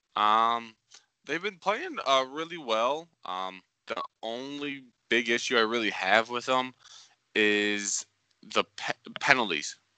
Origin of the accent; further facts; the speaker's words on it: St. Louis, Missouri, United States; we're all from St. Louis